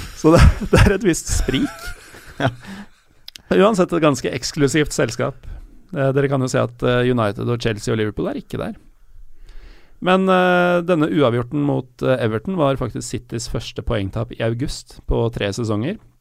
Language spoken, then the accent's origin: Norwegian; Elverum, Innlandet, Norway; Jeg er født i Elverum